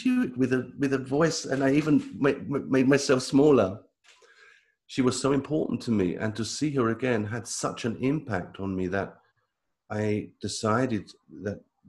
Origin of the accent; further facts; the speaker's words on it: United Kingdom; moved away as an adult; now in Italy; I live in Italy. But I come from Britain. I moved to Italy